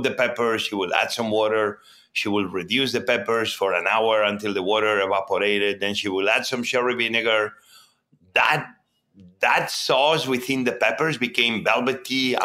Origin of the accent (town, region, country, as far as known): Barcelona, Catalonia, Spain; born or raised there; English is a second language; moved away as an adult; also born or lived in Mieres, Asturias, Spain / New York, United States; now in Washington, D.C., United States